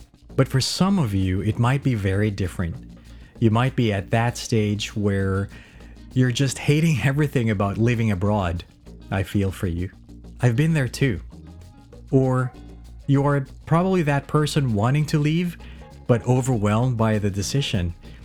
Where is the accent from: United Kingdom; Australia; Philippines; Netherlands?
Philippines; moved away as an adult; also born or lived in Auckland, New Zealand; now in New Zealand; my home country, the Philippines